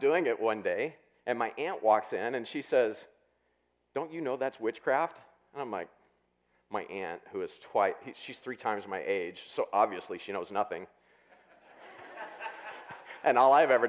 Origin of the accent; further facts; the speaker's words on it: Southwest Missouri, United States; I grew up in Southwest Missouri